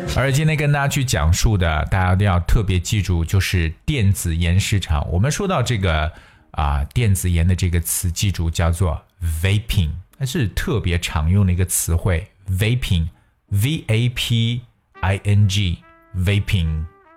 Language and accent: Chinese; China; 我们中国人